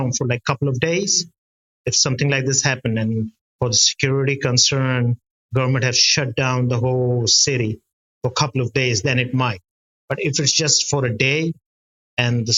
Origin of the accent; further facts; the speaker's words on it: Karachi, Sindh, Pakistan; I'm from Pakistan, from a city called Karachi, on the south side of the city, where I'm located